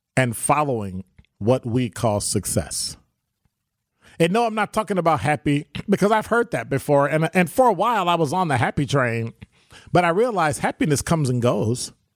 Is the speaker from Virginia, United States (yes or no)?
no; Chicago, Illinois, United States; now in Milwaukee, United States; when I grew up in Chicago, you know, when I grew up in Chicago, I wanna live in Pill Hill